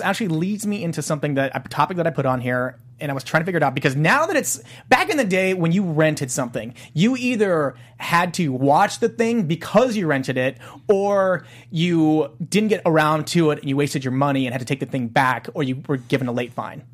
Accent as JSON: {"language": "English", "country": "South Korea", "moved": "yes", "said": "South Korea, my my home country in Pyeongchang"}